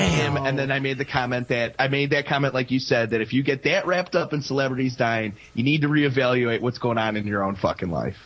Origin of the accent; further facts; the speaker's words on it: Chicago, Illinois, United States; I grew up a Bulls fan. I grew up here in Chicago